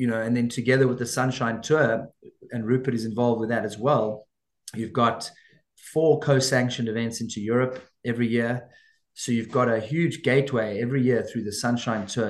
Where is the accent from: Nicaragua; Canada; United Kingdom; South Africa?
South Africa; we're South African